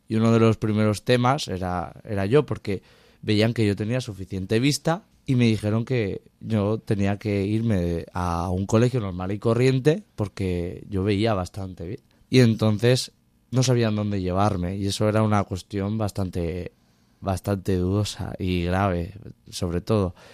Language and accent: Spanish; Mutxamel, Valencian Community, Spain; yo soy de Muchamel, de un pueblo que hay en Alicante